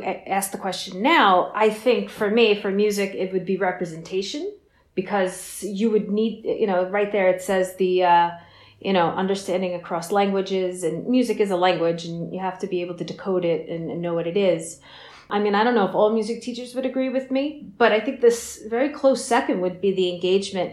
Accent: Long Island, New York, United States; I've been on Long Island my whole life.

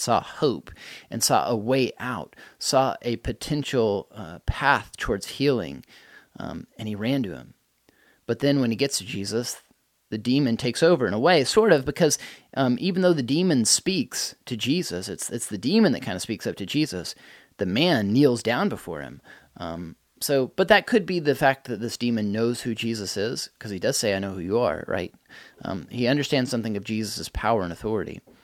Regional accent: United States; as an American person

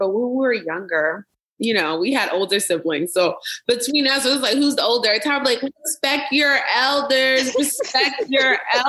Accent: Uniondale, New York, United States; moved away as an adult; also born or lived in Queens, New York / Arizona; now in Los Angeles, United States; Long Island, New York, in Uniondale.

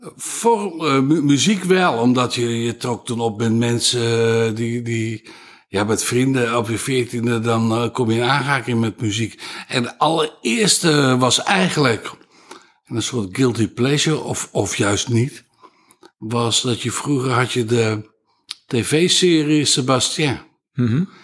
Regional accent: 's-Hertogenbosch, North Brabant, Netherlands; moved away as an adult; also born or lived in Castricum; bos, in de Schilderstraat, in het centrum, tot mijn achttiende gewoond

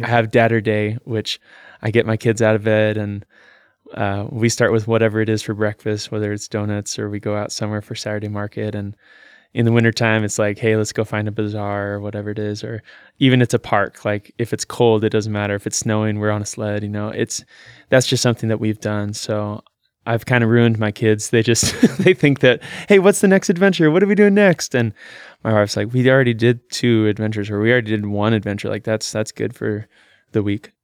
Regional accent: Salem, Oregon, United States; I was born here in Salem, Oregon

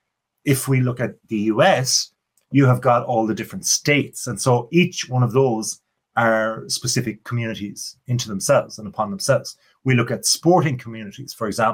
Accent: Ireland; accent: Irish; my Irish accent

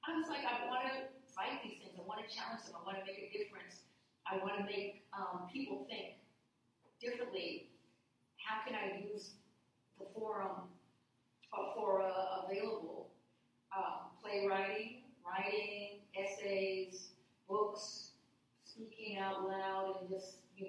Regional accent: Midwest, United States; moved away; I grew up in the Midwest. I haven't lived there many decades, but I grew up there

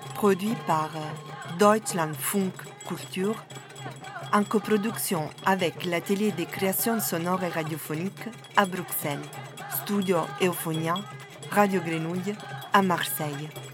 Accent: Southern Italy, Italy; French is a second language; also born or lived in Naples; now in Brussels, Belgium; Je suis originaire du sud de l'Italie.

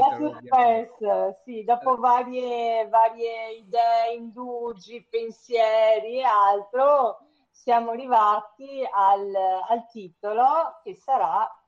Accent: Venice, Veneto, Italy; vanno ricordiamo che sono veneziana

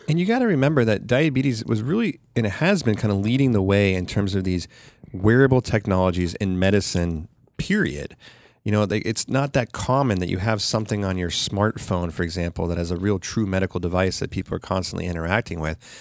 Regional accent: Sacramento, California, United States; this one in Sacramento, which is my hometown

